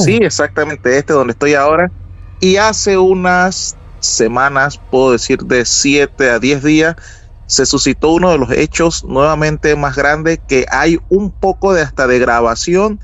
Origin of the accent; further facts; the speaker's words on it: Panama; Soy de Panamá